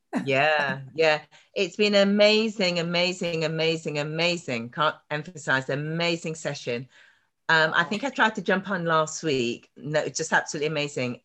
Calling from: Nottingham, East Midlands, United Kingdom; I'm calling from Nottingham, in the middle of ah, the country

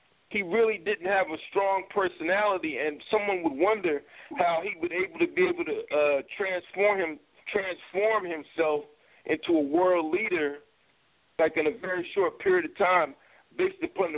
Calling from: Philadelphia, Pennsylvania, United States; I'm calling from Philadelphia

